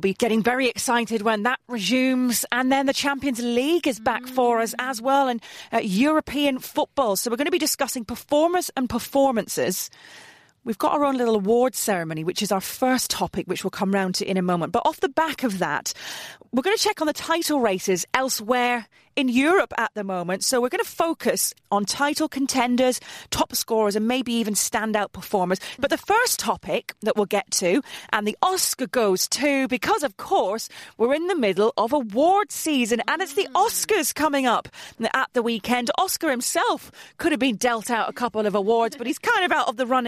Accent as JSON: {"language": "English", "town": "Middlesbrough", "region": "North East England", "country": "United Kingdom", "tie": "born or raised there", "said": "my hometown team, Middlesbrough"}